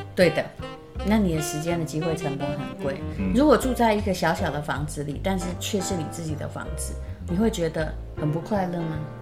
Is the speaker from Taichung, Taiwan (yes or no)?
no; Yilan County, Taiwan; moved away as an adult; now in Taipei, Taiwan; 我那时候因为是宜兰人